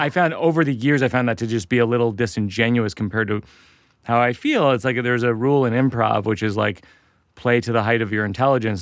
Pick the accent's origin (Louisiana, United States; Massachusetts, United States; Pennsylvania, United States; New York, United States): Massachusetts, United States; Boston; I'll be in Boston, my hometown